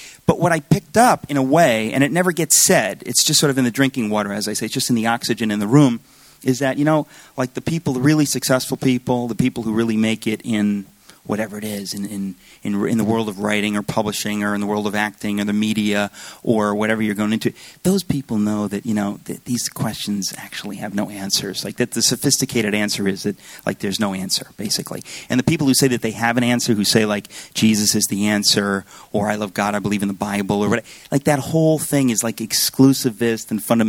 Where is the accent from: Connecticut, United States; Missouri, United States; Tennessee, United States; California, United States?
Connecticut, United States; Danbury; also born or lived in Astoria, Queens, New York; I was born in Astoria General Hospital. We have records, and we moved to Danbury, Connecticut. So I grew up in Danbury, Connecticut